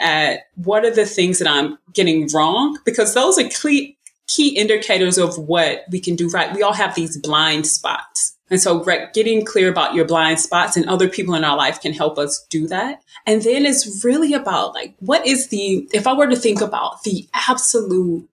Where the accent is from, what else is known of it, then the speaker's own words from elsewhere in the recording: St. Louis, Missouri, United States; I am from St. Louis, Missouri, and I grew up playing basketball